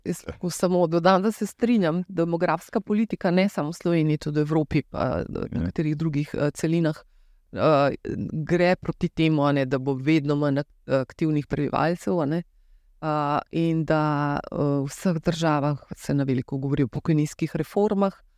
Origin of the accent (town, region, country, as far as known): Slovenia